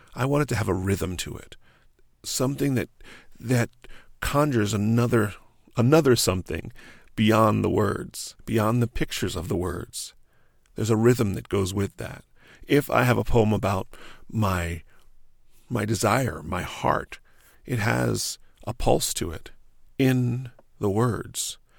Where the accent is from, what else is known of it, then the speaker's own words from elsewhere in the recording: New Jersey, United States; moved away as an adult; also born or lived in New York; I grew up in New Jersey on a little family farm.